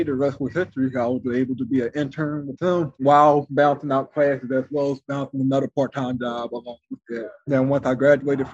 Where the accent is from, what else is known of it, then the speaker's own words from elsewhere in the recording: Philadelphia, Pennsylvania, United States; I'm from Philadelphia